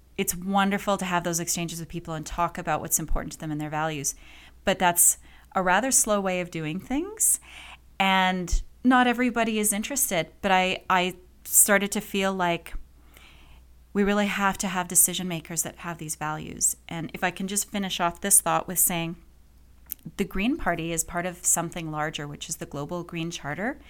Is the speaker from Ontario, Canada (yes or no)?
no; Calgary, Alberta, Canada; also born or lived in England; I grew up in Calgary. My parents brought us here from England when I was little